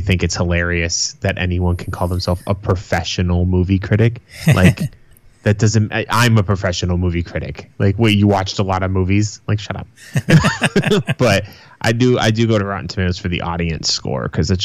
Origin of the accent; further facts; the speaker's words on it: Massachusetts, United States; I'm from Massachusetts